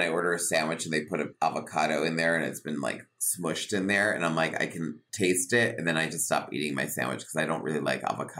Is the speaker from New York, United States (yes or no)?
no; Connecticut, United States; my mother's from Havana and my father's from Sicily, but my parents met in Connecticut. And then I was born and raised in Connecticut on the East Coast.